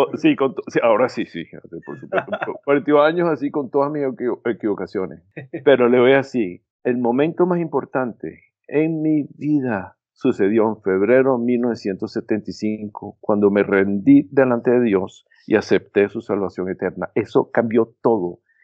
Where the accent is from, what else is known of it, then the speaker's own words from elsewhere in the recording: Venezuela; moved away as an adult; also born or lived in Curaçao / Caracas; now in United States; Me vine a los Estados Unidos en 1974, pero a pesar de que he vivido más aquí, en los Estados Unidos, que en Venezuela, me sigo identificando como venezolano